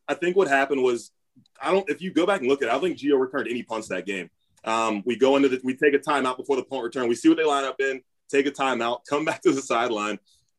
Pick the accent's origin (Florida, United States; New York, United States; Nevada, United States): Florida, United States; Jacksonville; moved away; so I grew up in Jacksonville, Florida.